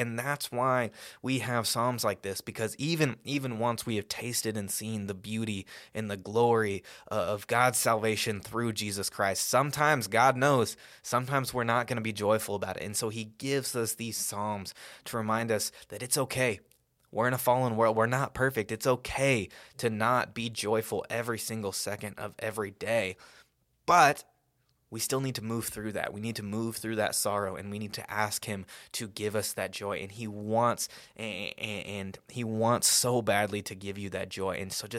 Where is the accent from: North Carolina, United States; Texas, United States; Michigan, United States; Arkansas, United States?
Texas, United States; Salado; I grew up in Salado and a relatively wealthy household.